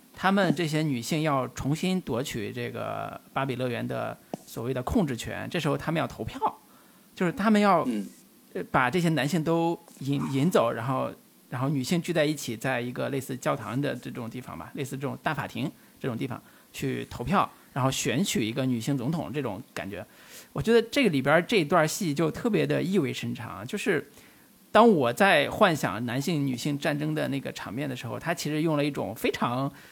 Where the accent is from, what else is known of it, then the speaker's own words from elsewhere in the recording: China; 我这样的中国人